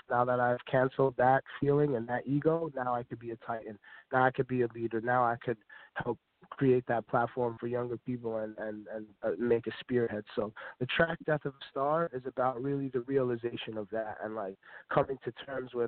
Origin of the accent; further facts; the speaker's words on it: New York City, New York, United States; I'm from Staten Island as well.